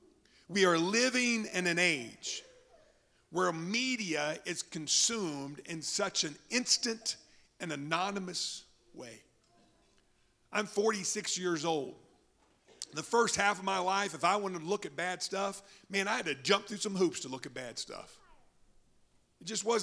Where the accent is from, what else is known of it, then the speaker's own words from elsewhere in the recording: Oklahoma, United States; moved away; I'm from Oklahoma